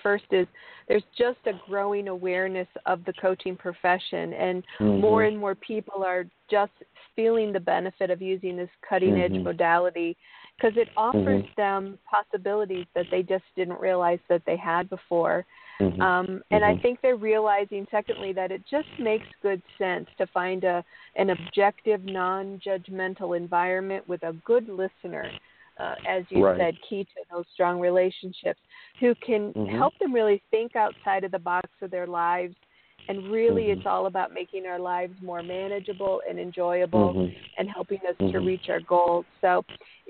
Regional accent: Illinois, United States; Olivet Nazarene University is located in my hometown in Illinois

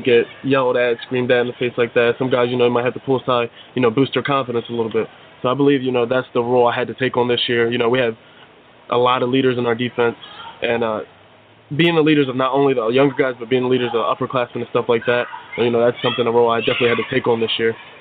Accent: Woodbine, New Jersey, United States; also born or lived in Millville, New Jersey; I'm a Jersey guy born and raised. Uh, I actually grew up in Woodbine, New Jersey

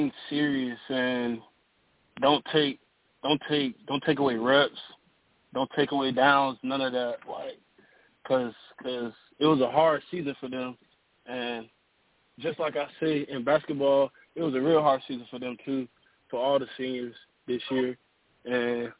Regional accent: Florence, South Carolina, United States; also born or lived in Tarver, North Carolina; I moved down here to South Carolina my second grade year

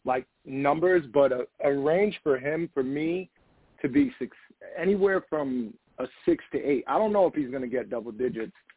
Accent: Poughkeepsie, New York, United States; I'm from New uh, New York, Poughkeepsie area, upstate.

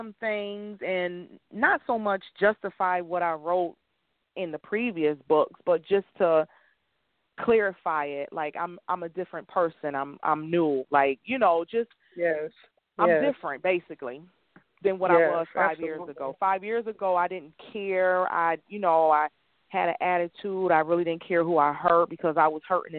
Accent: Buffalo, New York, United States; moved away as an adult; now in Georgia, United States; I do have clients in my hometown from Buffalo, New York

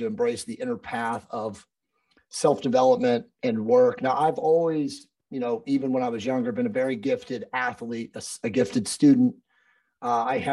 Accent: East Coast, United States; moved away as an adult; I was originally from the East Coast

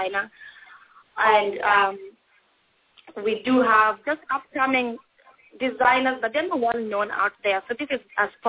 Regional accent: Iceland; moved away; I'm from Iceland

